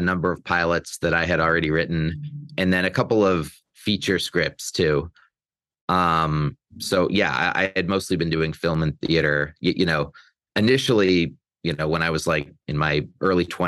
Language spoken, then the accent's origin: English; Olympia, Washington, United States; moved away as an adult; also born or lived in New York; now in Los Angeles, United States; I hail from Olympia, Washington. I grew up there. My spent my whole childhood there